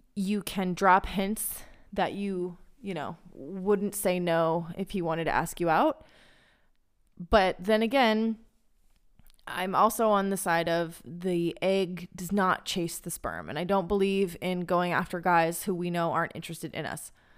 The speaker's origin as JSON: {"language": "English", "country": "United States", "moved": "yes", "lives_now": "Israel", "said": "as an American woman in Israel"}